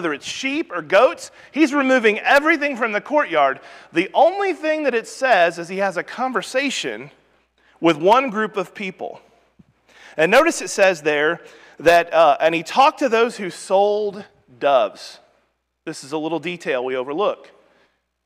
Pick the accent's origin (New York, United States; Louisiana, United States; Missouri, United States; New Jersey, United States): Missouri, United States; Rogersville; in our congregation growing up in Rogersville, Missouri